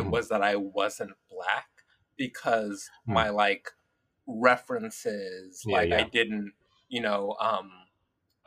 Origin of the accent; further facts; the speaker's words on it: Los Angeles, California, United States; also born or lived in Hawthorne, California / Inglewood, California; I'm an LA native